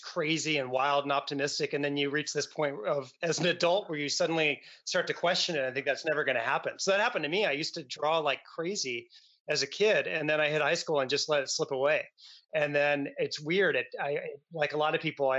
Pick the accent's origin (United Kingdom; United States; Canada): United States; Charlottesville, Virginia; also born or lived in Chesapeake Bay; now in San Francisco, United States; I grew up in Virginia, kind of split my time between Charlottesville and a really small town on the Chesapeake Bay